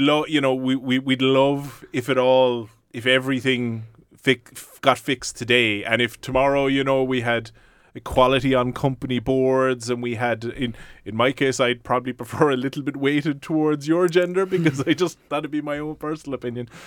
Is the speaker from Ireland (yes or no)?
yes; West Cork, Munster, Ireland; I'm from West Cork